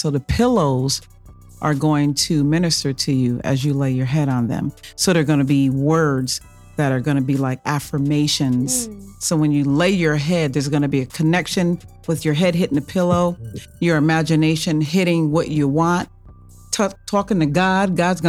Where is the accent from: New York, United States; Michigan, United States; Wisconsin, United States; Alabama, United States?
New York, United States; Kingston; Kingston, New York. That's upstate.